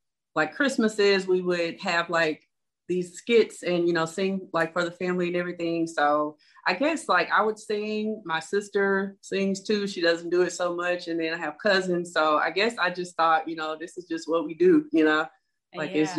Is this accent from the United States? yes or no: yes; Shreveport, Louisiana, United States; I'm born and raised in Shreveport, Louisiana